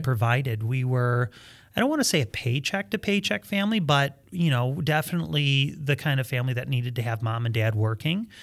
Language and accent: English; Fowlerville, Michigan, United States; we grew up in Fowlerville, Michigan.